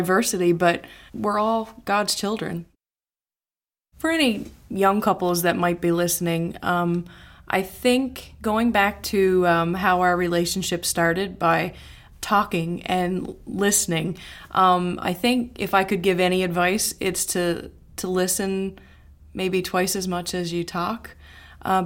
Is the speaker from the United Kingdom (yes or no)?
no; Newfoundland and Labrador, Canada; moved away as an adult; now in Sanford, United States; Growing up in Newfoundland, in Canada, it's a very inclusive culture.